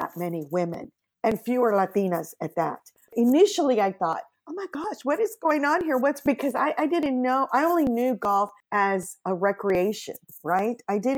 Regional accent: Mexico; moved away as an adult; now in California, United States; I am an immigrant from Mexico

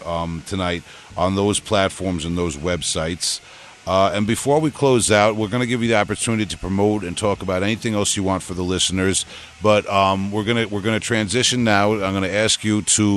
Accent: Huntington, New York, United States; accent: Long Island; I'm not only from Long Island. I'm from Huntington

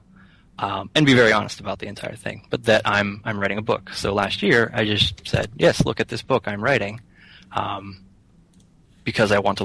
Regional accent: Rockwood, Pennsylvania, United States; moved away as an adult; also born or lived in Somerset, Pennsylvania; now in Philadelphia, United States; I grew up in Rockwood, Pennsylvania.

